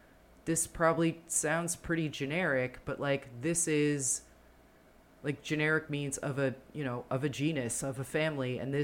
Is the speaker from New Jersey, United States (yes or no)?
yes; New Jersey, United States; growing up in Jersey